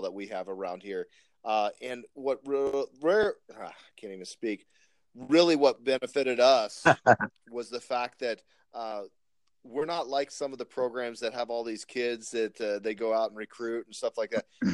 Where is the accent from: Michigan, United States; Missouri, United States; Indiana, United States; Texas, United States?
Texas, United States; now in Spokane Valley, United States; I grew up in Texas